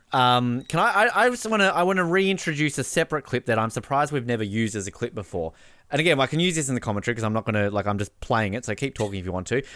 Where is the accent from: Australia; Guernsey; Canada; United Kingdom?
Australia; as an Australian